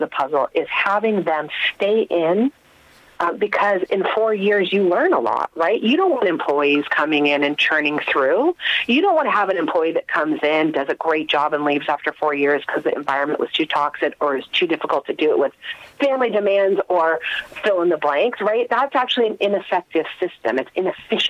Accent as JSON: {"language": "English", "country": "United States", "accent": "American", "moved": "yes", "said": "you can tell from my accent, I'm an American"}